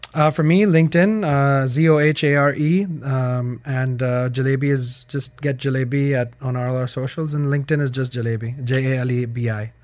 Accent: Pakistan; moved away as an adult; I'm from Pakistan

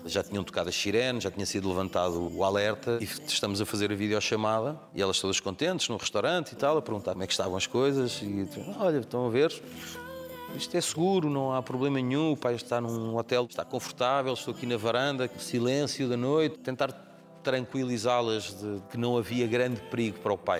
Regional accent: Amadora, Lisbon, Portugal; Nós crescemos naquela rua na Estrada da Damaia.

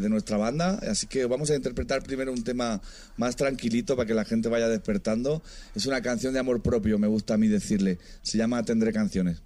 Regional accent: Region of Murcia, Spain; now in Madrid, Spain; Yo soy de, de Murcia, una provincia pequeña

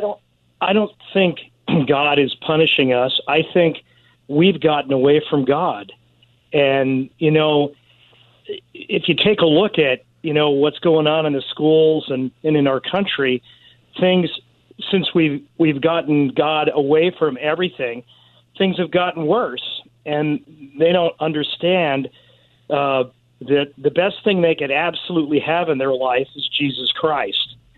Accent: Southern California, United States; when I was a kid, I grew up in California, and it rained a lot and Southern California

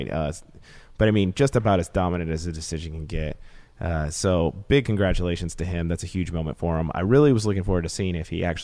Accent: Texas, United States; I'm from Texas

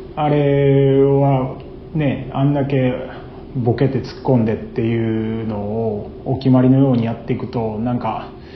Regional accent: Osaka, Japan; 僕は大阪で生まれて育った

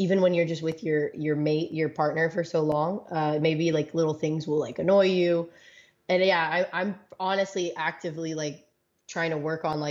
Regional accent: Los Angeles, California, United States; moved away as an adult; also born or lived in Washington State; I'm from

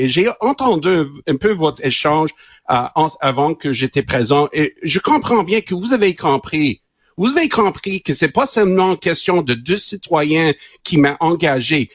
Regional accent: Quebec, Canada; Né au Québec, éduqué à Laval, l'Université de Laval. moi, je suis québécois

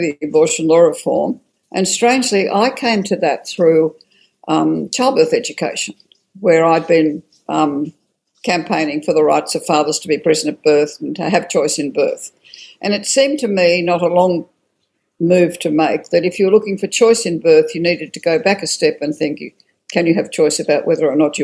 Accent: Australia

